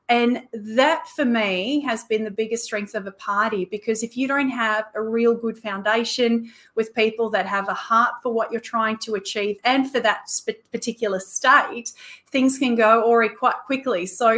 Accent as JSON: {"language": "English", "country": "Australia", "said": "And then of course, as Australian Christians, we have this unique position"}